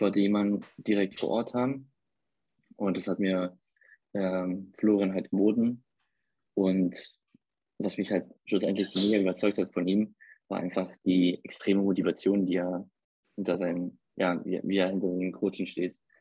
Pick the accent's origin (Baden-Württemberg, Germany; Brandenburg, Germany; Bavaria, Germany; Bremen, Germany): Brandenburg, Germany; accent: Berliner dialect; now in Hamburg, Germany; da ich aus Brandenburg komme, habe ich genau diesen Dialekt wie er